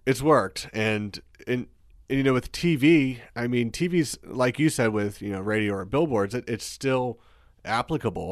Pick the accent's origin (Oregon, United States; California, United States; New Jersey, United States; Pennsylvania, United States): Pennsylvania, United States; moved away as an adult; also born or lived in Pittsburgh; move back to my hometown